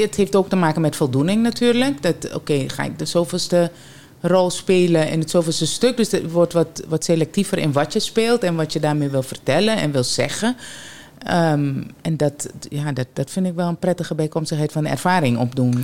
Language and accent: Dutch; Suriname; bij ons in Suriname